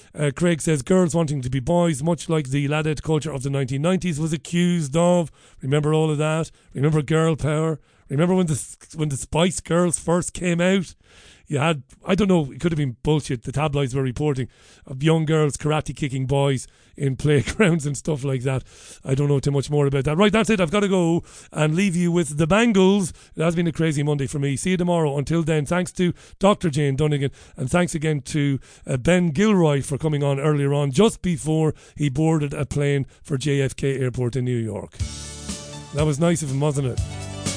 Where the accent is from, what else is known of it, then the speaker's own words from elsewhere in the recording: Waterford, Munster, Ireland; I grew up in Ballybeig in Waterford in the seventies and early eighties